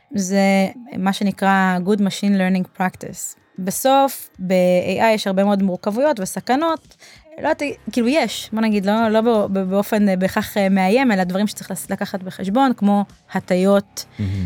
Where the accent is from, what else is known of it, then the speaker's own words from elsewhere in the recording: Israel; כישראלים באופי שלנו